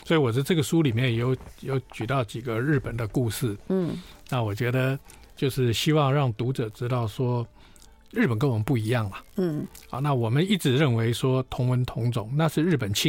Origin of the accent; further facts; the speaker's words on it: China; 呃，我们中国人讲雨过天晴。